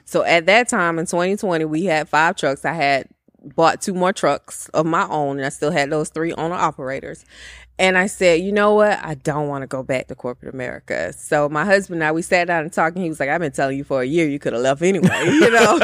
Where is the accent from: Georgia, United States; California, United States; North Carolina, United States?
Georgia, United States; Bartow; also born or lived in Powder Springs, Georgia; I am from Georgia, a little small town, one traffic light, Bartow, Georgia